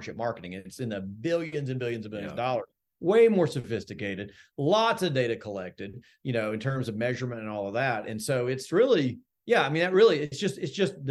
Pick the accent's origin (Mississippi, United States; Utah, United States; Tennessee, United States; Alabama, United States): Alabama, United States; Birmingham; moved away; I'm from Birmingham